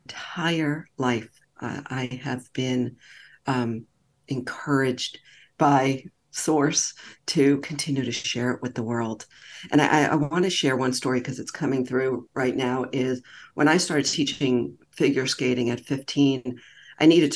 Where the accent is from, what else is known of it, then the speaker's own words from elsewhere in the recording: New York, United States; I'm from New York